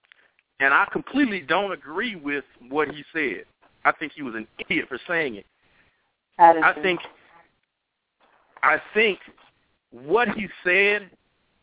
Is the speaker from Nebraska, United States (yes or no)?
no; Chicago, Illinois, United States; I'm from Chicago